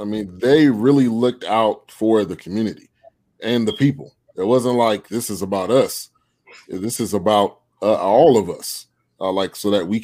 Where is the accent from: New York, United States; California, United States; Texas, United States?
California, United States; Bay Area; I grew up in the Bay Area, which is where it started. Now, I was born in 82